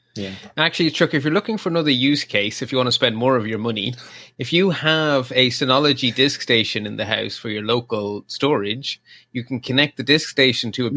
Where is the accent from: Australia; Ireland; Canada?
Ireland; I, as an Irish person